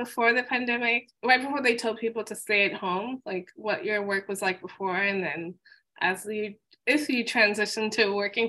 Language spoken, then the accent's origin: English; New York City, New York, United States; I grew up in Jamaica, Queens too.